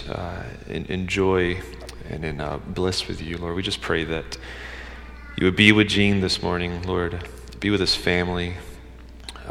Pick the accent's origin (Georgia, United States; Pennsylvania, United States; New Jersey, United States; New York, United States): Georgia, United States; I'm from Georgia